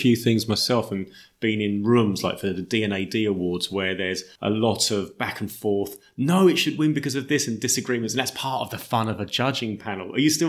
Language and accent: English; Kings Langley, East of England, United Kingdom; I grew up in Kings Langley, Watford, so Hertfordshire boy at heart.